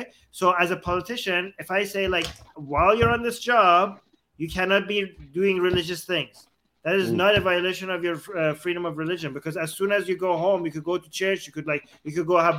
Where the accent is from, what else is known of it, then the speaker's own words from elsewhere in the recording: Canada; I'm Canadian